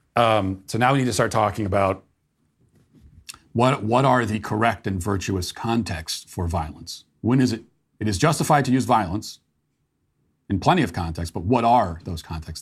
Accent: United States; as an American

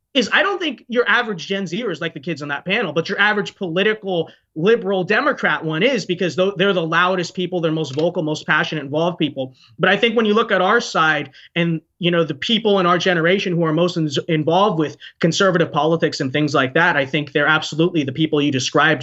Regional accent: United States; I'm very selfless for my own country because I was born here

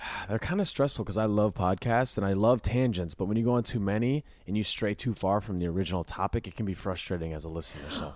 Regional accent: Minnesota, United States; I grew up in Minnesota

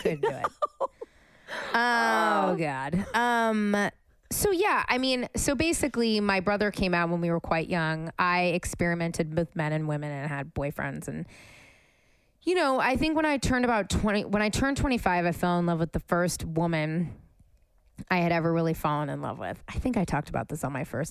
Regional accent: San Francisco, California, United States; now in Los Angeles, United States; I'm from San Francisco

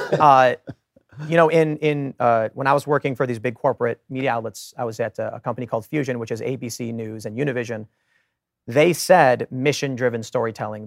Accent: Chicago, Illinois, United States; I grew up in Chicago, surrounded by Democrats

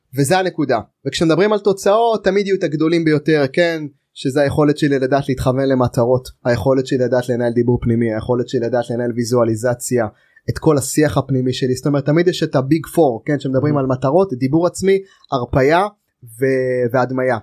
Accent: Israel; אנחנו ישראלים היהודים

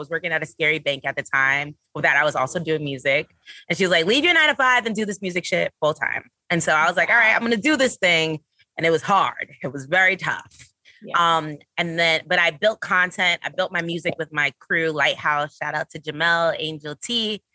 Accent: New York City, New York, United States; I'm a Brooklyn girl. I'm from Flatbush

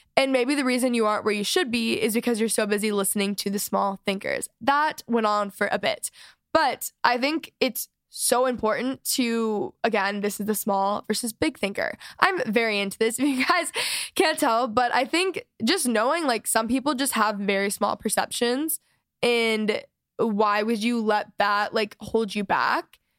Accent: Texas, United States; I'm from Texas

